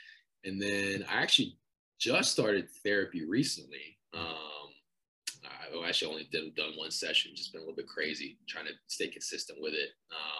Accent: Anchorage, Alaska, United States; also born or lived in Philippines; now in Columbia, United States; My family's from Anchorage, Alaska. We immigrated there from the Philippines when I was 7.

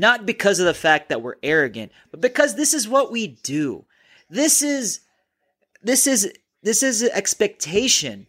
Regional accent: Minnesota, United States; I'm from Minnesota

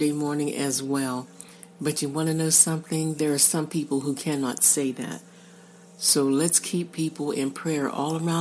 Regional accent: Pittsburgh, Pennsylvania, United States; I'm from the Pittsburgh area. In Western Pennsylvania, we say creek.

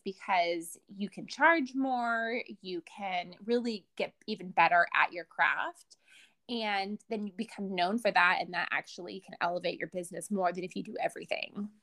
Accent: Bay Area, California, United States; I grew up in the Bay Area

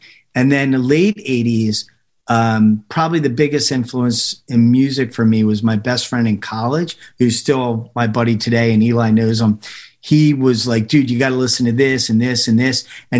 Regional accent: Phoenixville, Pennsylvania, United States; Pretty much Phoenixville has been my home base for the majority of my life. College and a few years after college, you know, various places. But I always sort of come back to the Phoenixville area.

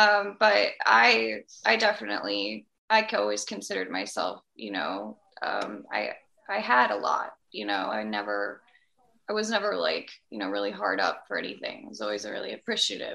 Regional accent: Midwest, United States; I'm from the Midwest

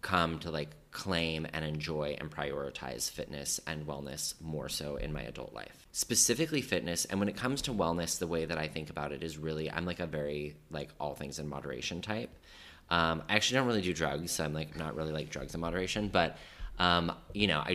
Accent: Colorado, United States; now in New York, United States; I grew up in Colorado

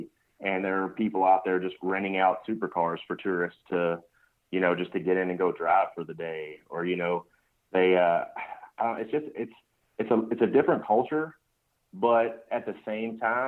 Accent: Kentucky, United States; I grew up in Kentucky, and it was kind of like a tradition type thing.

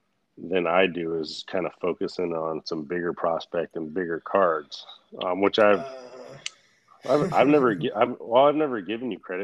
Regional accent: the South, United States; But I'm from the South though.

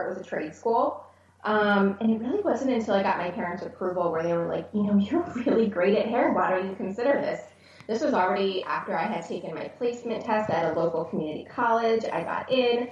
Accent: Philadelphia, Pennsylvania, United States; also born or lived in Richmond, Virginia / Israel; eventually settled in like Northeast Philly, which is primarily where my childhood, you know, where I was raised

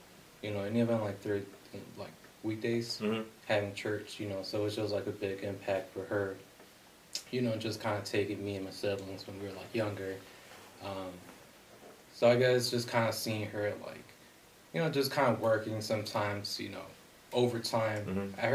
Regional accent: Aurora, United States; born and raised in Aurora on the west side

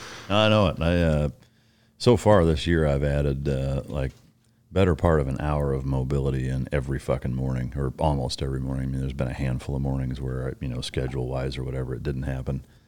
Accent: Iowa, United States; growing up in Iowa

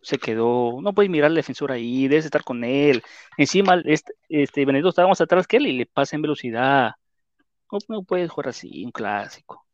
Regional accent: Peru; así somos los peruanos

